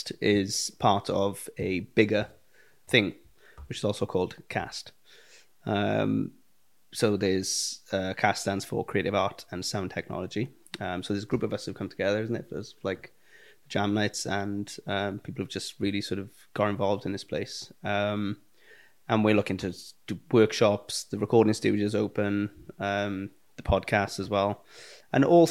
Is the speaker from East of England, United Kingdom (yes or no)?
no; South Wales, United Kingdom; now in Mid Wales, United Kingdom; I grew up in South Wales